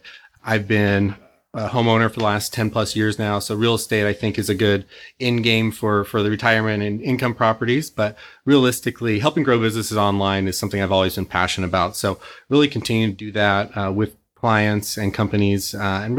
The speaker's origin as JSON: {"language": "English", "town": "Santa Cruz", "region": "California", "country": "United States", "tie": "born or raised there", "also_born_or_lived": "Newport Beach, California", "lives_now": "Irvine, United States", "said": "I was born in Newport Beach, but I was actually raised up in Santa Cruz"}